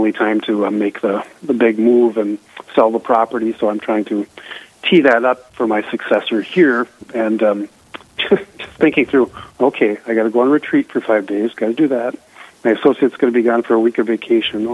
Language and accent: English; Eveleth, Minnesota, United States; my hometown of Eveleth